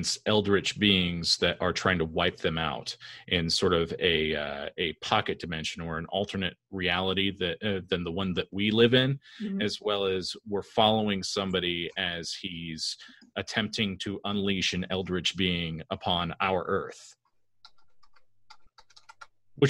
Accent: California, United States; also born or lived in Woodbridge, Virginia; now in Northern Virginia, United States; I live in Northern Virginia now. I'm from California originally.

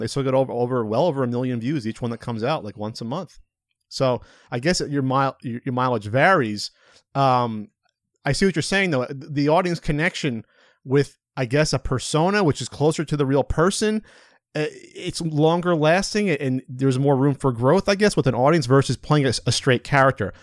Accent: New Jersey, United States; moved away; also born or lived in West Coast; we're both from New Jersey. Uh, he's from Southern Jersey. I was from Central Jersey

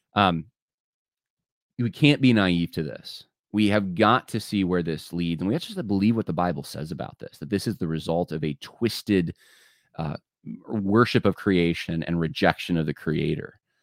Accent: California, United States; also born or lived in North Carolina; now in New York, United States; I was born in California. A lot of my family still in California, and and like typical Californians, one side uh, from Ohio, one side um, from Mississippi, and, uh, and, and native Californian

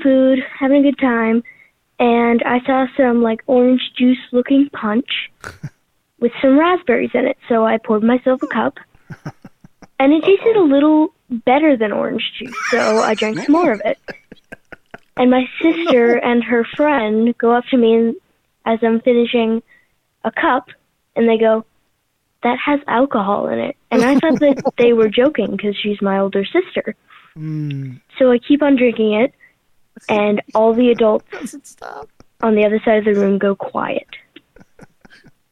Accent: Louisiana, United States; I'm from Louisiana, and I'm 10 years old

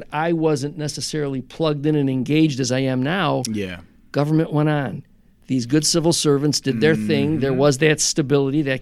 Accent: Niagara Falls, Ontario, Canada; if I say to someone that I'm from Niagara Falls, mm-hmm. um, often people don't realize that there's a city here.

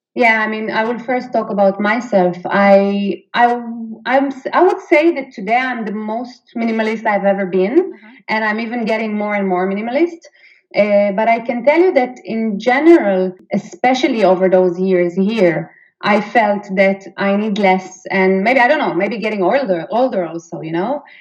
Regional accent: Israel; moved away as an adult; now in Sweden; I'm actually from Israel, so I'm 100% Israeli living in Sweden

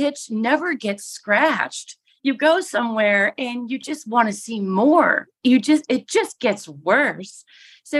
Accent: Michigan, United States; moved away as an adult; also born or lived in Alaska / Caribbean; now in Minnesota, United States; I was born and raised in Michigan

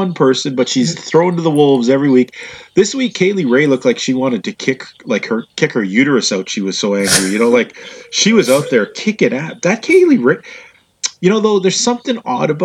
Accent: Canada; I'm Canadian

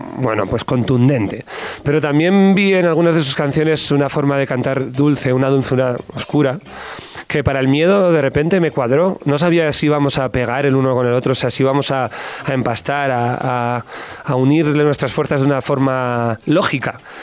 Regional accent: Basque Country, Spain; Yo soy del norte de España, soy vasco

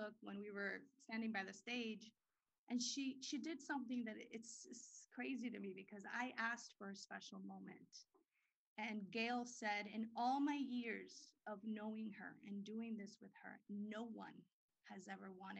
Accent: Dominican Republic; now in United States; I was born in the Dominican Republic.

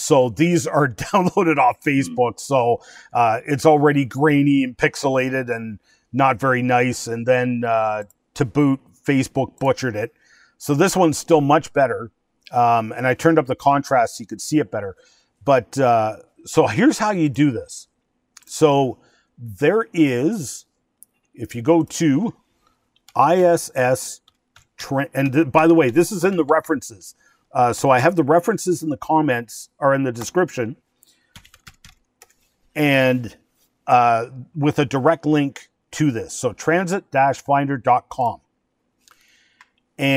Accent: Chalk River, Ontario, Canada; Chalk River, my hometown

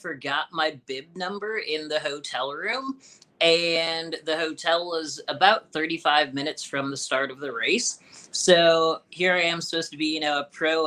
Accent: Illinois, United States; moved away; I'm from Illinois

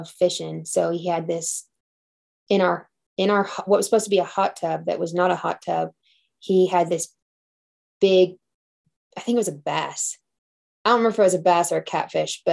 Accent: Temple, Texas, United States; also born or lived in Belton, Texas; I was born and raised in Temple

